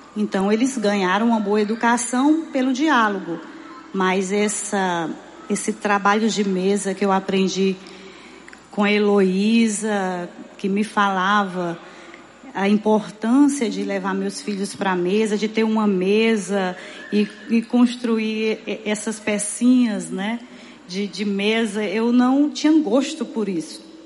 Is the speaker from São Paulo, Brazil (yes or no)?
no; Fortaleza, Ceará, Brazil; eu morei a minha vida inteira em Messejana